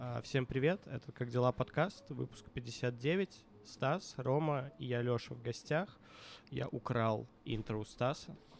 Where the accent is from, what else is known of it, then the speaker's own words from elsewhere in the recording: Minsk, Belarus; moved away; also born or lived in Moscow; я вот рос в Минске на квартире на проспекте